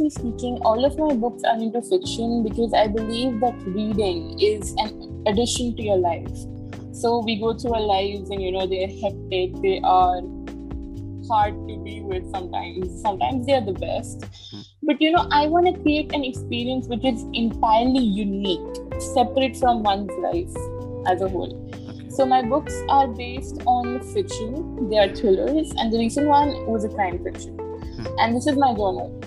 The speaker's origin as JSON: {"language": "English", "region": "Delhi", "country": "India", "tie": "born or raised there", "said": "I'm from Delhi, and I was born and raised here."}